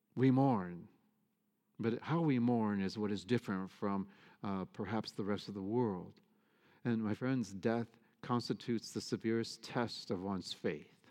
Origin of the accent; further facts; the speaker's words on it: Michigan, United States; moved away; I'm from Michigan. I grew up in the Midwest